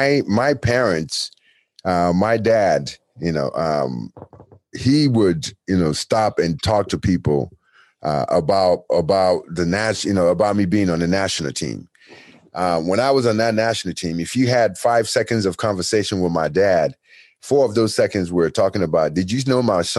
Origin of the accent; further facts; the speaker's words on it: United States; also born or lived in Nigeria; I grew up in America and, you know, since I was 10 years old